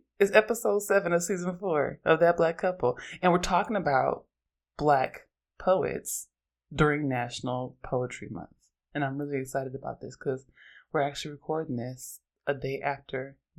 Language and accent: English; Oakland, California, United States; I'm from Oakland, and I'm an androgynous Black lesbian feminist